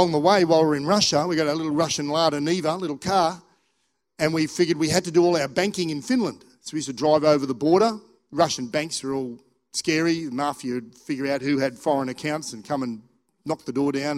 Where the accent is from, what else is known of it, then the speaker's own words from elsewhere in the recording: Australia; also born or lived in England; I was born in England, but I hadn't been back. I came to Australia when I was like 9 months old.